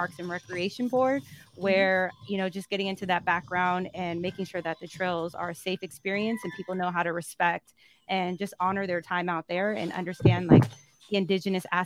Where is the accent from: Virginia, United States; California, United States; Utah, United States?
California, United States; Antioch; I am from Antioch, California, West Coast